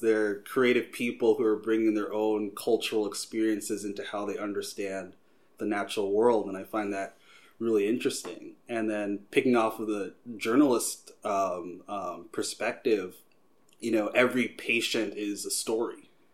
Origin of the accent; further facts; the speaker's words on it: Long Island, New York, United States; now in Philadelphia, United States; I'm originally from Long Island, New York